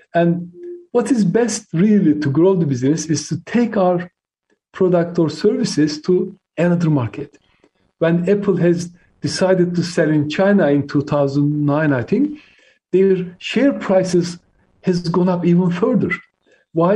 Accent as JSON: {"language": "English", "country": "Turkey", "tie": "born or raised there", "first_language": "Turkish", "second_language": "English", "moved": "as an adult", "lives_now": "United Kingdom", "said": "I came to UK when I was 18, so I lived longer in the UK than I lived in my home country, Turkey."}